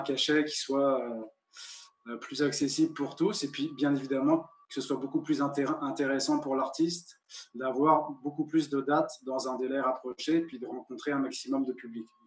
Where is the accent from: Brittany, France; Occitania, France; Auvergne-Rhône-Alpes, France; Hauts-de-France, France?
Brittany, France; Rennes; moved away as an adult; also born or lived in Sherbrooke; now in Carleton, Canada; je suis natif de Rennes, en Bretagne. J'ai jamais quitté ma Bretagne natale